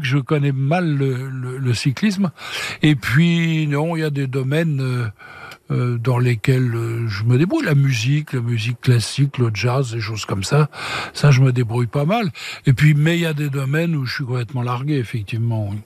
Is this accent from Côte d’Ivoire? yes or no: no; Paris, Île-de-France, France; moved away as an adult; now in Switzerland; Je suis parisien, moi, c'est ma ville de naissance